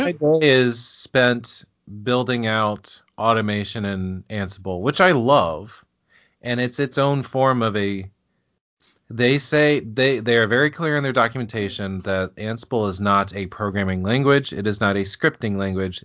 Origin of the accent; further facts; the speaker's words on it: Indianapolis, Indiana, United States; now in Cincinnati, United States; I grew up in Indy too